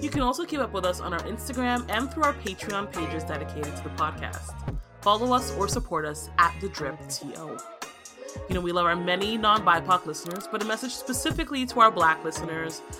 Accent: Nigeria; now in Canada; I'm from Nigeria

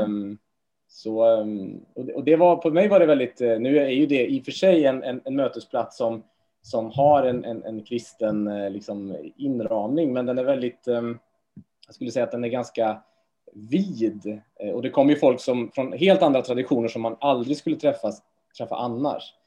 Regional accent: Trollhättan, Västra Götaland, Sweden; moved away; jag är från Trollhättan från början

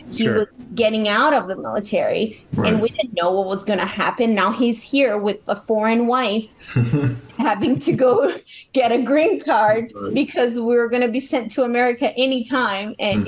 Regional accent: London, United Kingdom; I came from London. I speak a British, you know, English.

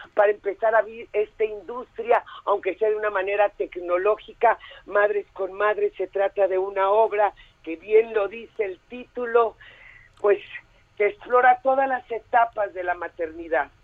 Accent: Mexico; nuestro país

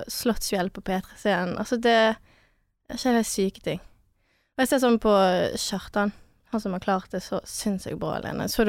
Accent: Chamonix, Auvergne-Rhône-Alpes, France; now in Norway; Altså, vi er fra Chamonix, det er med Alpene, liten landsby.

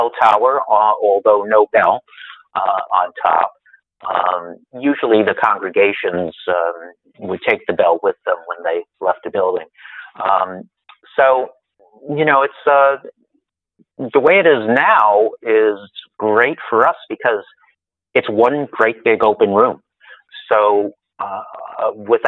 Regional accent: New York City, New York, United States; now in Rensselaerville, United States; I was born in Brooklyn, New York, but in 1950

